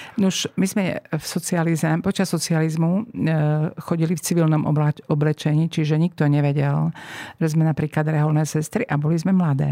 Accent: eastern Slovakia, Slovakia; moved away as an adult; also born or lived in Bratislava; Som z východného Slovenska

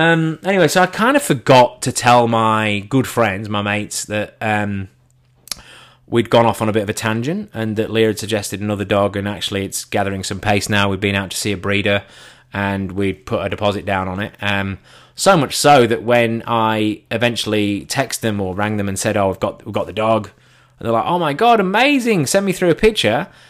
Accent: England, United Kingdom; I'm English.

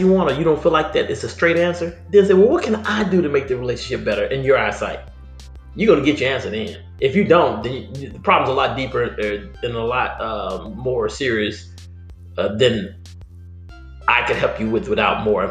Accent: Vicksburg, Mississippi, United States; moved away; my hometown, Vicksburg

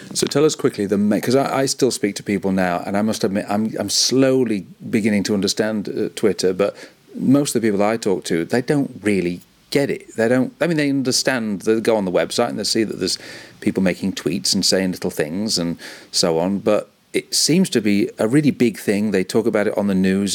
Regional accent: Cleethorpes, Yorkshire and the Humber, United Kingdom; my hometown of Cleethorpes

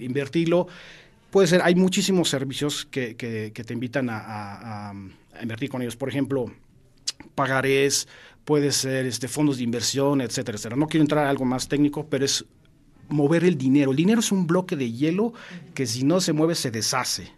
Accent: Mexico; como mexicanos

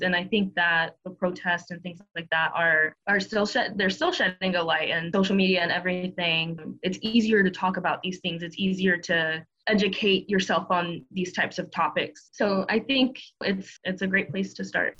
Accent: Miami, Florida, United States; now in North Carolina, United States; a friend that I grew up with in Florida that also moved to the same town as I did

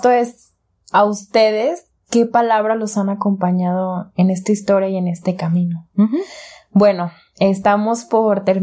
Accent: Zapopan, Jalisco, Mexico; Yo soy de Zapopan.

